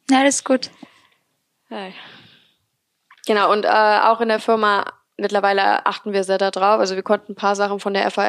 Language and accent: German; Remscheid, North Rhine-Westphalia, Germany; Also wie schon gesagt … Ich bin 23 und komme hier aus Remscheid.